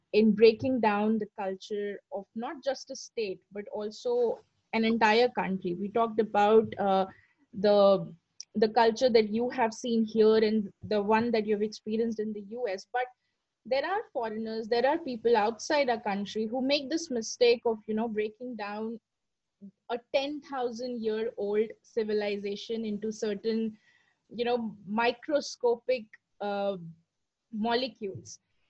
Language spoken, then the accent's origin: English; Patna, Bihar, India; Yes, I am from Patna. I'm from Bihar. And I am proud of it.